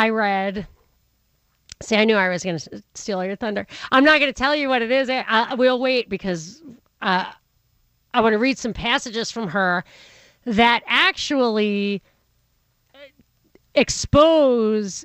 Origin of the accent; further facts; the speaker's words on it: Rockland County, New York, United States; I'm from Rockland County, which is the blue-collar suburb on the other side of the river